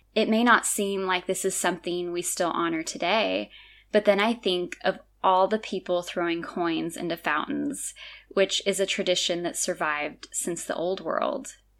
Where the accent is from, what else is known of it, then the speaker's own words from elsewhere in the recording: California, United States; moved away as an adult; now in Azores, Portugal; being born and raised in California